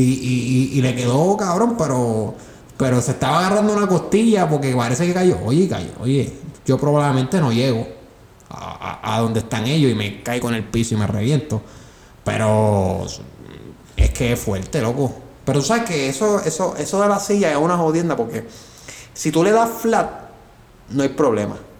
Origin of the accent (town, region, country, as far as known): Puerto Rico